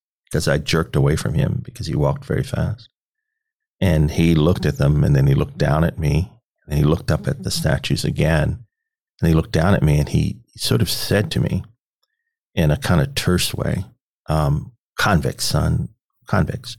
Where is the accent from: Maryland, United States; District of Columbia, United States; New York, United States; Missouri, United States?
District of Columbia, United States; Washington; also born or lived in Petersburg, Virginia; now in Omaha, United States; I grew up in Washington, D.C.